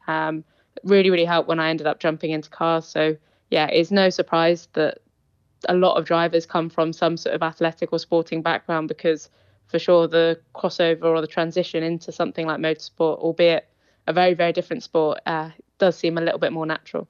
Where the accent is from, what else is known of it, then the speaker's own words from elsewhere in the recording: Isle of Man; We grew up in the Isle of Man